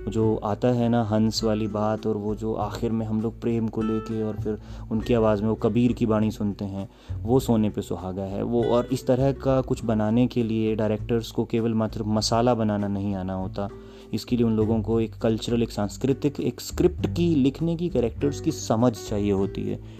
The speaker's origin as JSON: {"language": "Hindi", "region": "Haryana", "country": "India", "said": "हमारे हरियाणा में"}